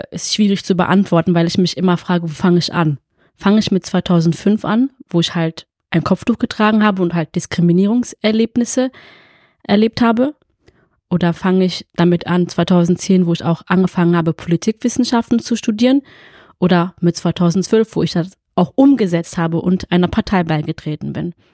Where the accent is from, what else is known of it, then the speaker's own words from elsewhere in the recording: Fellbach, Baden-Württemberg, Germany; also born or lived in Essen; ich bin 33 Jahre alt, geboren in Essen, wohne und lebe schon immer in Fellbad.